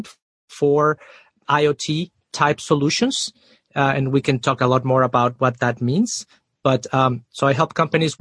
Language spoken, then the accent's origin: English; Mexico City, Mexico; moved away as an adult; also born or lived in Austin, Texas; I am originally from Mexico City. So I moved to Austin, Texas after college